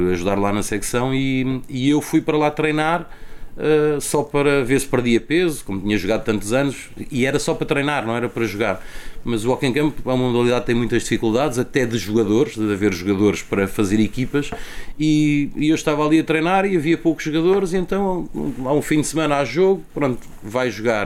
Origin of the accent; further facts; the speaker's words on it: Lisbon, Portugal; also born or lived in Benfica, Lisbon; eu cresci no, nasci em Benfica, na Estrada da Damaia, depois eh, fui criado em Alcântara